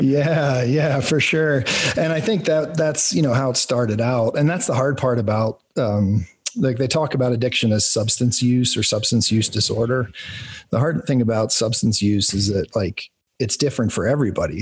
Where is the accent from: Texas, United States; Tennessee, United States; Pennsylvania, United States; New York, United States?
Pennsylvania, United States; rural; I grew up in like rural Pennsylvania farmland